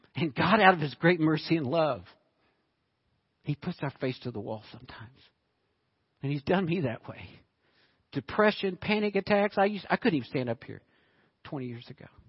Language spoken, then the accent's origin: English; United States; I grew up in Arkansas, Oklahoma.